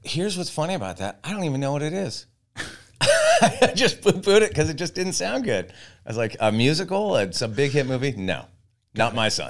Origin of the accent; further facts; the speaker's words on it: Santa Barbara, California, United States; I grew up in Santa Barbara and was a total beach kid